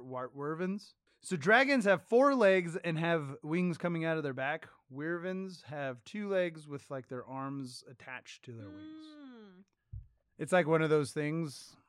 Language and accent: English; United States; Proud to be an American.